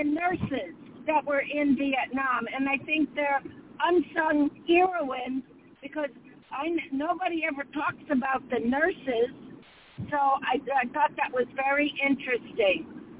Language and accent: English; Owego, New York, United States; my hometown, which is Owego